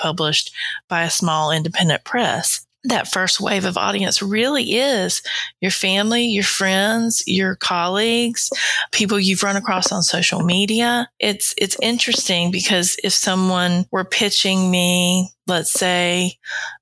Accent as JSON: {"language": "English", "area": "the South", "region": "Southern United States", "country": "United States", "accent": "Southern", "said": "my accent's pretty Southern."}